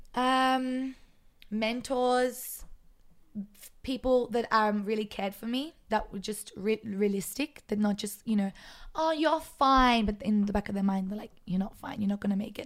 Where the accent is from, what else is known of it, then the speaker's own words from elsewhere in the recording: Sydney, New South Wales, Australia; now in Israel; I'm from Sydney